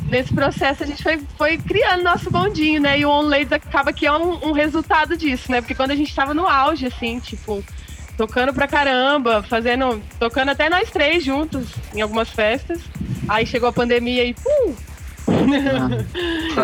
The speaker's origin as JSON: {"language": "Portuguese", "region": "Mato Grosso do Sul", "country": "Brazil", "also_born_or_lived": "São Paulo", "said": "eu sou do Mato Grosso do Sul"}